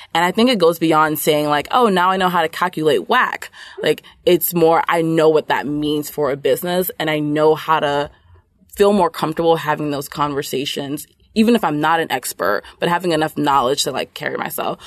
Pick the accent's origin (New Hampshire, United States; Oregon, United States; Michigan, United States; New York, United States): New York, United States; New York City; I grew up in Brooklyn, New York, um, but my parents are originally from Nigeria